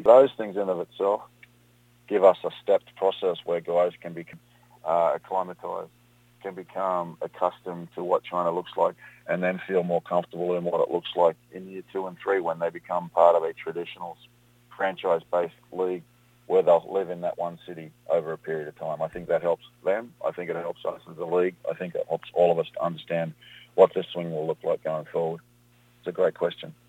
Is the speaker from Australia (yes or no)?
yes; Australia; moved away as an adult; also born or lived in Europe; now in United States; I was involved in the sport of rugby and then cricket growing up in Australia